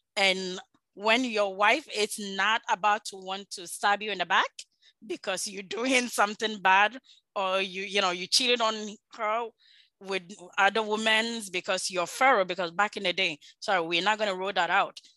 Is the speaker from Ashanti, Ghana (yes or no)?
yes; Ashanti, Ghana; I am from Ashanti, Ashanti Kingdom.